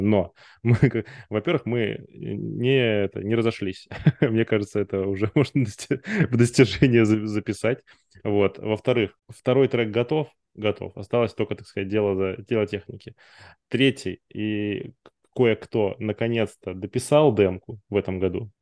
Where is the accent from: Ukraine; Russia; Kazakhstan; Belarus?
Russia; Far East; я, знаете, с Дальнего Востока